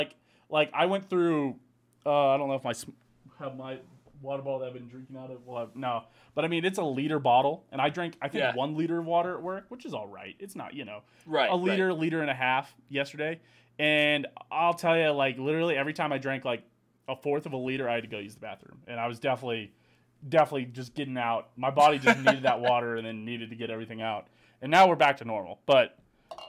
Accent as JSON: {"language": "English", "country": "United States", "said": "I'm American"}